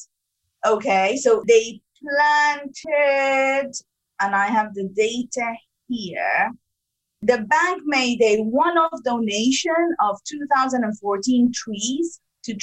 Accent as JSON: {"language": "English", "country": "Sudan", "also_born_or_lived": "Africa", "moved": "yes", "lives_now": "United Kingdom", "said": "I'm originally from Sudan"}